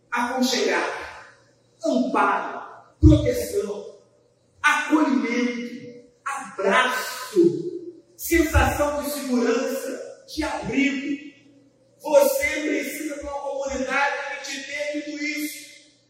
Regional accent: Brazil; Como bons brasileiros

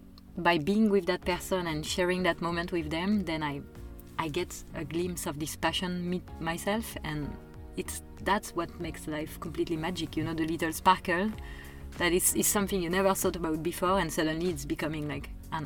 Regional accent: Paris, Île-de-France, France; I come from Paris. I'm born inside of Paris

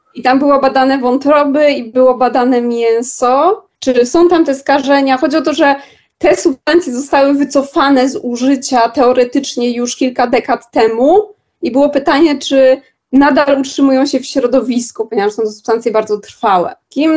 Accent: Warsaw, Masovian Voivodeship, Poland; mimo że jestem z Warszawy i mieszkam w Warszawie

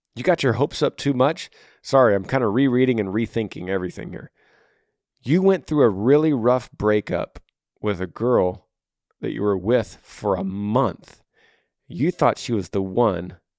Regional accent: Texas, United States; moved away as an adult; also born or lived in Tennessee; I'm from, I'm from Texas.

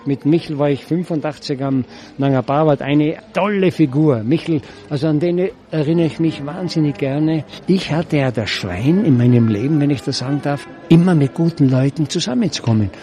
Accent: Zillertal, Tyrol, Austria; Ich bin froh, dass ich im Zillertal geboren bin, dass ich hier aufwachsen durfte

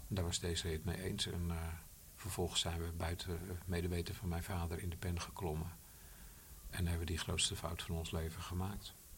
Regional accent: Bollenstreek, South Holland, Netherlands; ik kom uit de Bollenstreek

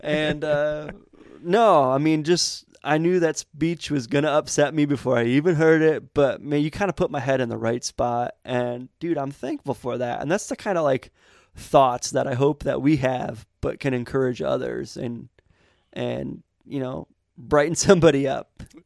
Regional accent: Montrose, Michigan, United States; I grew up in Montrose, man. Montrose, Michigan, kind of farmland

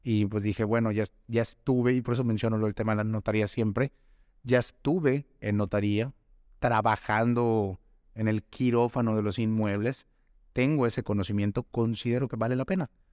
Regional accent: Yucatán, Mexico; yo soy yucateco, yo crecí en el sur del estado

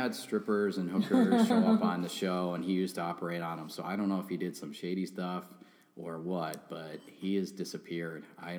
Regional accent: India; Like, I am Indian. I am not Italian. You can look up my last name.

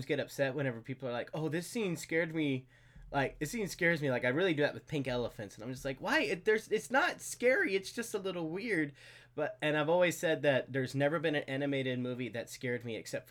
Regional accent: Texas, United States; I grew up in Texas, and I had little dachshunds, but we lived out in the country

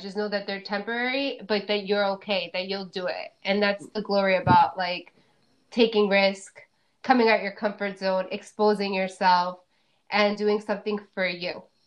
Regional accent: New Jersey, United States; I'm from New Jersey originally

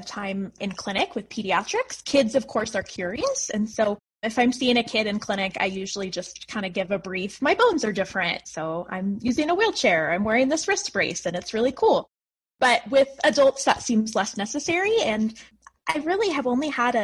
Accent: Fort Collins, Colorado, United States; I was born and raised in Colorado, in Fort Collins

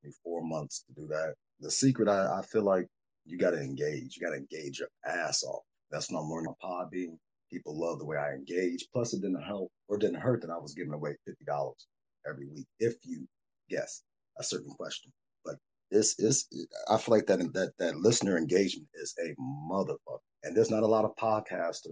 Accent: Chicago, Illinois, United States; me growing up in Chicago, having a shy town mentality

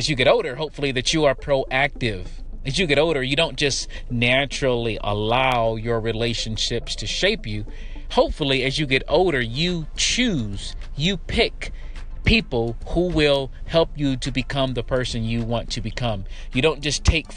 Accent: Detroit, Michigan, United States; I grew up in Detroit, in the city, in the hood, on the east side, and then on the west side

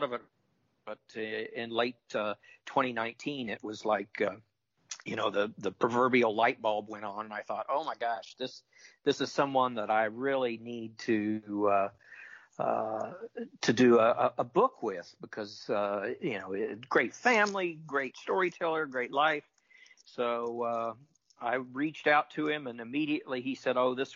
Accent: Topeka, Kansas, United States; my hometown, I mentioned earlier, Topeka, Kansas

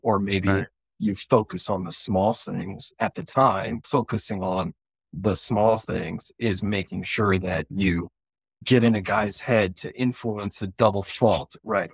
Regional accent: Colorado, United States; moved away as an adult; growing up in Colorado

